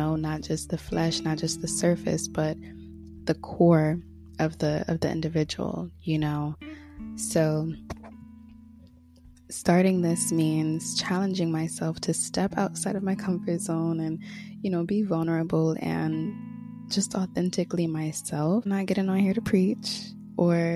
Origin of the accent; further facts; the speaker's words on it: Connecticut, United States; moved away as an adult; now in Florida, United States; This month makes 1 year since I moved down to Florida from Connecticut, where I was born and raised.